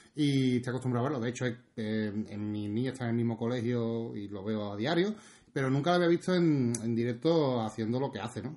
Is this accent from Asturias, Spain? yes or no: no; near Ronda, Andalusia, Spain; estoy tan cerca aquí de mi pueblo